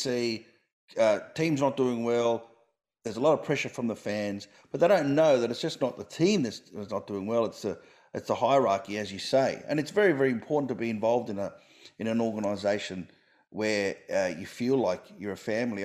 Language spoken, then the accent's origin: English; Sydney, New South Wales, Australia; now in Melbourne, Australia; I grew up with rugby in Sydney